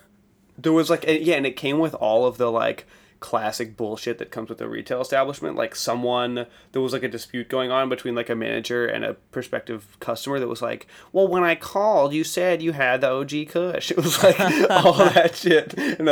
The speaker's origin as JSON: {"language": "English", "region": "East Coast", "country": "United States", "said": "I'm just from the East Coast"}